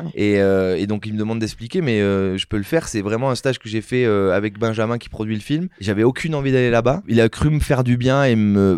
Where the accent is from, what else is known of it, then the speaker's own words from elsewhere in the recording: Saint-Émilion, Nouvelle-Aquitaine, France; je viens de Saint-Émilion